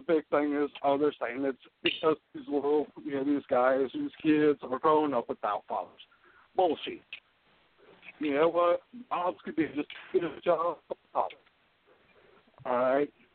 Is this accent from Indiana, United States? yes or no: yes; Middlebury, Indiana, United States; moved away as an adult; also born or lived in Elkhart, Indiana; now in Atlanta, United States; I grew up in Middlebury, Indiana.